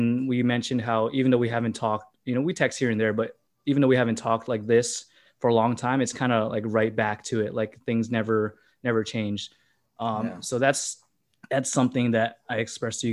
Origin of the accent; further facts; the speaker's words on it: Hawaii, United States; also born or lived in Las Vegas; now in California, United States; we all originated from Hawaii, and then we have family that moved to Vegas